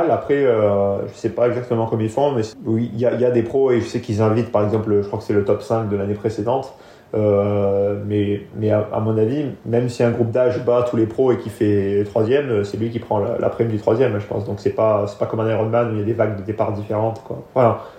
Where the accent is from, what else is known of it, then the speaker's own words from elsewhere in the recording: France; De toute façon, la, la France, c'est là où j'ai grandi et c'est là où c'est pour l'instant ceux qui m'ont apporté le plus dans le sport